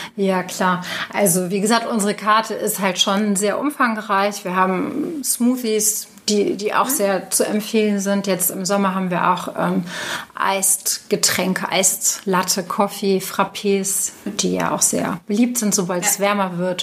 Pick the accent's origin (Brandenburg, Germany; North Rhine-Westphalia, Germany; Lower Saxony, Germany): North Rhine-Westphalia, Germany; Cologne; als Kölner